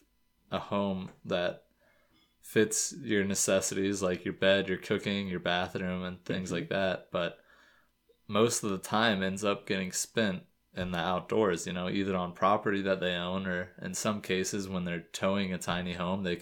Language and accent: English; Florida, United States; moved away; I'm from Florida